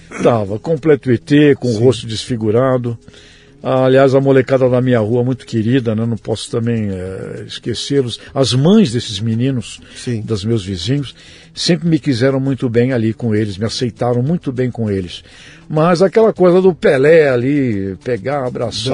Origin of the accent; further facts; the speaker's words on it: Santos, São Paulo, Brazil; eu fui criado ali na Vila Belmiro, na rua Princesa Isabel